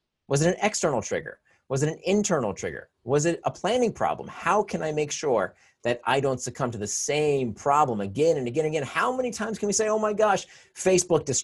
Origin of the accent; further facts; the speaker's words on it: Florida, United States; I grew up in Florida